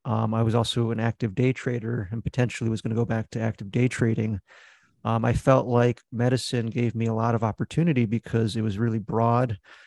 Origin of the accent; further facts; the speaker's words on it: New Jersey, United States; also born or lived in Beijing, China / Philadelphia; So I guess I was born in Beijing, but we kind of moved to Philly as my first place. And then kind of all the suburbs of Philly, like Abington, Audubon, all those kind of like right outside of Philly suburbs. But I would say I'm mostly from New Jersey